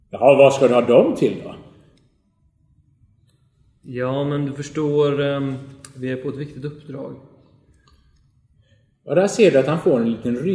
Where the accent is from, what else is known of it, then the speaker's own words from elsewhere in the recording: Gothenburg, Västra Götaland, Sweden; det är ju så här inte så här töntälvar som vi har där i Göteborg, där jag kommer ifrån